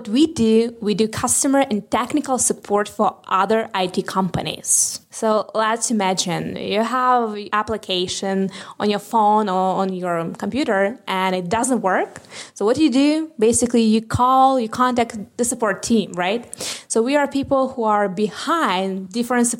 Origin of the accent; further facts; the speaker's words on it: Ukraine; I'm from Ukraine